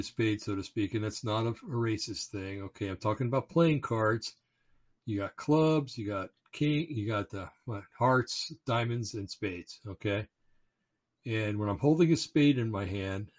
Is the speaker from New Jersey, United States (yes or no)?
yes; Bergen County, New Jersey, United States; I was born in Bergen County, New Jersey, and it's kind of like the home base for the mafia.